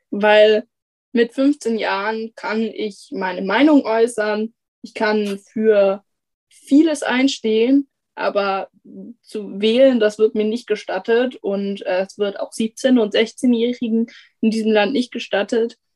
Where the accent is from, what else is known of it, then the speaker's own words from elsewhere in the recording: Hamburg, Germany; dann bin ich als Hamburger Schülerin davon betroffen